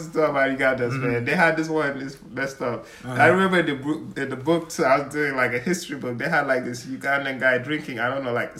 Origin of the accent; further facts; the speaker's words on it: Gambia; not only for me to say I'm from Gambia, I'm here from Gambia, but if someone really asks me, oh, what are you like? And I say, oh, yeah, my dad's Jola, my mom's Wolof cereal, you know